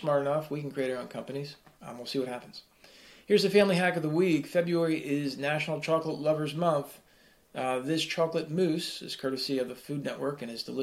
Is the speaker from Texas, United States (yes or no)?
no; New Jersey, United States; I'm from Jersey. I talk with my hands